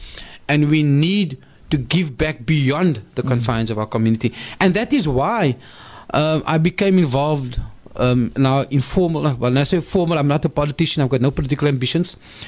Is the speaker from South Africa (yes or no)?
yes; South Africa; the freedoms that we enjoy as South African Muslims and South African citizens